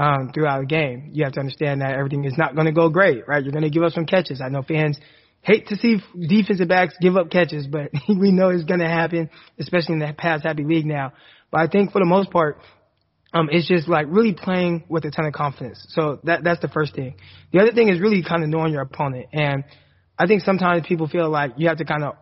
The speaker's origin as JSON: {"language": "English", "region": "California", "country": "United States", "moved": "as an adult", "lives_now": "Arkansas, United States", "said": "me as a Californian"}